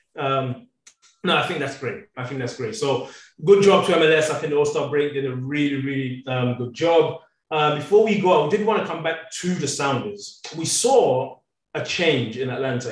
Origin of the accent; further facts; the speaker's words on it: England, United Kingdom; moved away; I grew up in England